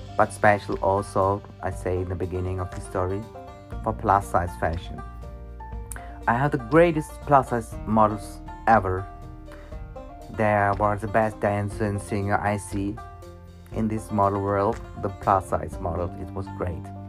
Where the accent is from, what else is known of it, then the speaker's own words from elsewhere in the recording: Germany; I was born in Germany and I'm now 50 years old